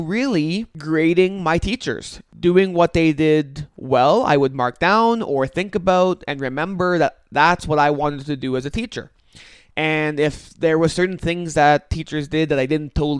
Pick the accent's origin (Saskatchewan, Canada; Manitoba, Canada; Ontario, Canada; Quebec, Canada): Manitoba, Canada; St. Andrews; I actually grew up in St. Andrews, a municipality just north of Winnipeg